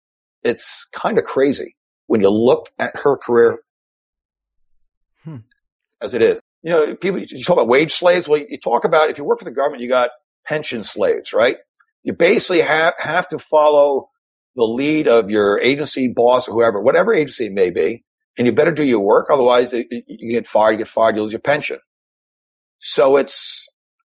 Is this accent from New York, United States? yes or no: yes; New York, United States; it's just my style as a New Yorker, right, as a Viking New Yorker